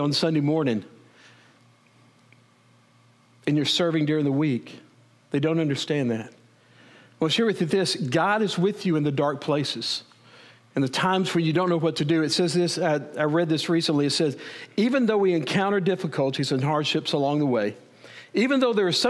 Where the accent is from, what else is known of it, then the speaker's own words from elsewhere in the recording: Wichita Falls, Texas, United States; moved away; also born or lived in Edmond, Oklahoma; I grew up in Wichita Falls